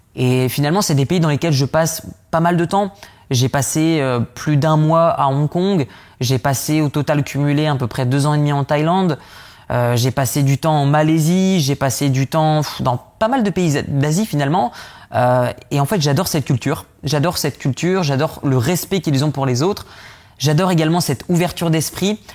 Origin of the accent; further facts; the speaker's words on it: the North, Hauts-de-France, France; je viens du Nord